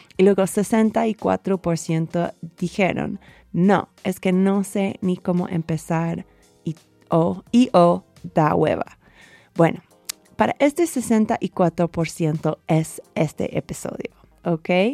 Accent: United States; Spanish is a second language; moved away as an adult; now in Mexico; en los Estados Unidos, mi país natal

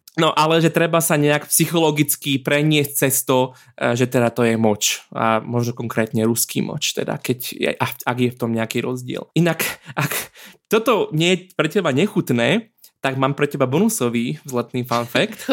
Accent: Slovakia; sme ako Slováci

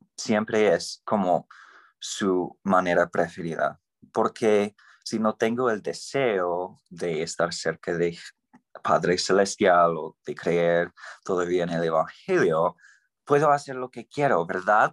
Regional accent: Idaho, United States; Spanish is a second language; crecía en el desierto ahí en Idaho

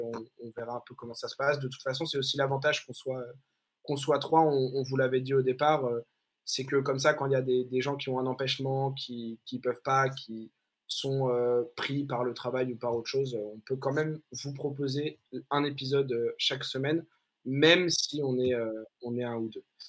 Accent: France; en tant que Français

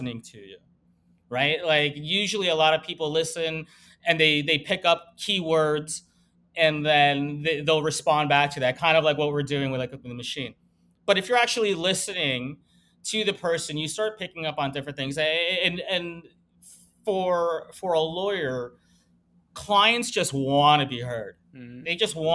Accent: Canada; now in Miami, United States; we're Canadian

